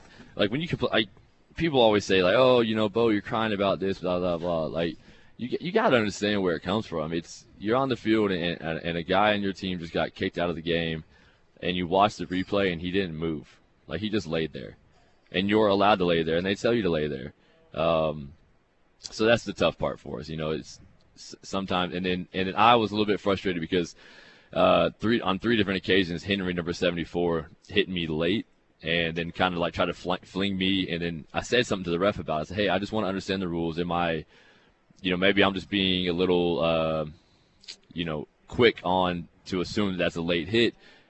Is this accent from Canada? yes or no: yes; Canada; especially being Canadian, it's our Canadian ratio gets moved around so often